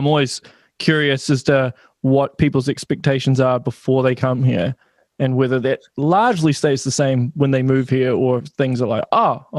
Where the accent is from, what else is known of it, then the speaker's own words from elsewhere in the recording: Auckland, New Zealand; moved away as an adult; I'm originally from Auckland, and the only reason I left Auckland is because I couldn't afford to buy a house there. And that was partly the reason why I moved.